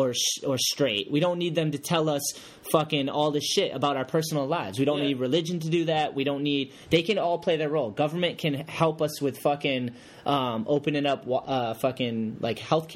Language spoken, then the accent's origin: English; United States; I'm from America